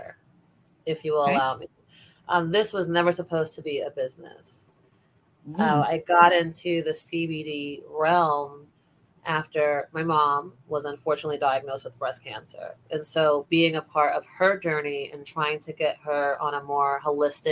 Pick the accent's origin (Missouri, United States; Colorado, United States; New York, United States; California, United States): New York, United States; New York City; also born or lived in Bronx, New York; now in Orlando, United States; I was born in Bronx Lebanon Hospital, but raised in Brooklyn mainly.